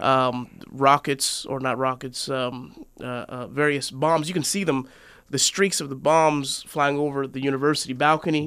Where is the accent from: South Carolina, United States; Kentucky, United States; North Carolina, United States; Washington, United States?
Washington, United States; Seattle; moved away as an adult; also born or lived in Oregon; I was born and raised in Seattle, Washington